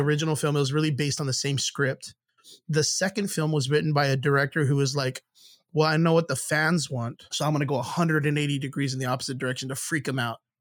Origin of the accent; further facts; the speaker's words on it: Rio Grande Valley, Texas, United States; I come from the Rio Grande Valley, which is the southmost part of Texas.